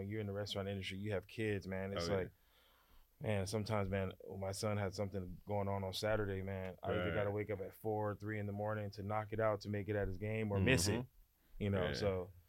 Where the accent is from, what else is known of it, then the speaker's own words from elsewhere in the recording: Gardena, California, United States; also born or lived in Harbor City; I was born in Gardena, and I lived in Gardena till like my late teenage years.